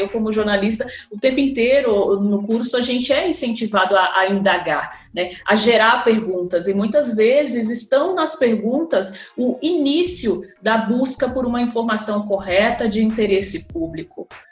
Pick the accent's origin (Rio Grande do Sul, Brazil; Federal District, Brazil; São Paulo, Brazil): São Paulo, Brazil; also born or lived in Rio Grande do Norte; Eu, como paulista, potiguar também, né? Sou potiguar de coração